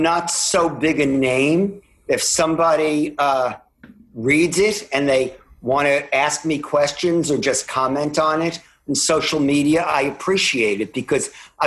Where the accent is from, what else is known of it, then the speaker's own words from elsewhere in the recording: New York City, New York, United States; I'm from Queens